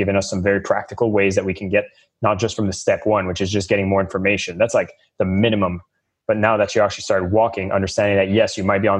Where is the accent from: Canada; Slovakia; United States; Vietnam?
Canada; I'm from Canada